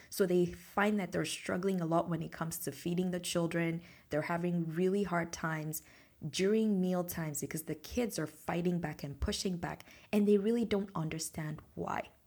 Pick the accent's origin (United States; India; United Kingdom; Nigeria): Nigeria; moved away; the same support that my mom had when I was growing up in Nigeria